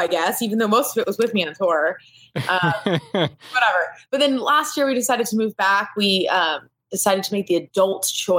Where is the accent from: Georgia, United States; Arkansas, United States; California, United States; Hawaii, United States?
California, United States; moved away as an adult; now in Nashville, United States; Yeah, I'm born. We're pretty much all of us are born and raised in California.